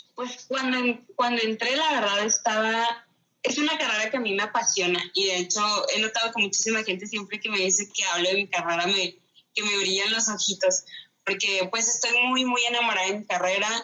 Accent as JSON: {"language": "Spanish", "town": "Ciudad Juárez", "region": "Chihuahua", "country": "Mexico", "tie": "born or raised there", "moved": "yes", "lives_now": "Chihuahua, Mexico", "said": "Yo nací aquí en Chihuahua, Chihuahua, pero crecí la mayor parte del tiempo en Ciudad Juárez y luego ya me regresé aquí a Chihuahua."}